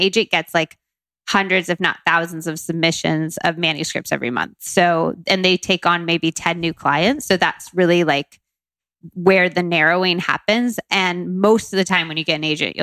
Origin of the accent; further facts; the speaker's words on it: Modesto, California, United States; moved away as an adult; also born or lived in Tucson, Arizona / Berkeley, California / London, United Kingdom; now in New York, United States; I grew up half in Tucson, Arizona, and then half in Modesto, California, which isn't far from Sacramento